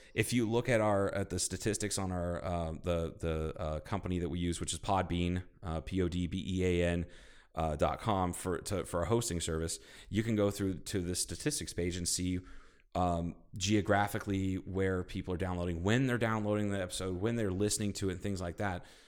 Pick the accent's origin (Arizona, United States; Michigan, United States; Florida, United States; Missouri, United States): Arizona, United States; Kingman; my hometown